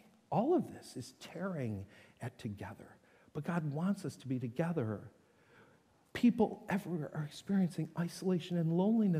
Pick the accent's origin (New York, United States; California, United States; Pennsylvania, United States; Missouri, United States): New York, United States; North Tonawanda; moved away; Both those homes growing up in North Tonawanda